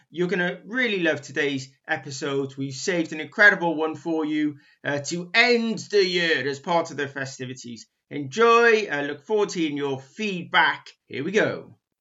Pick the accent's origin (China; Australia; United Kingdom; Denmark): United Kingdom; Barry, Wales; also born or lived in Cardiff; I, am equally a, a, proud a proud Welshman, Cardiffian. Well, Barry